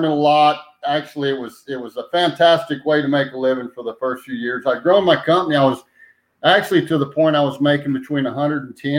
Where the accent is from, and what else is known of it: Roswell, New Mexico, United States; born or raised there; also born or lived in Hobbs, New Mexico / Clovis, New Mexico / Portales, New Mexico / Ruidoso, New Mexico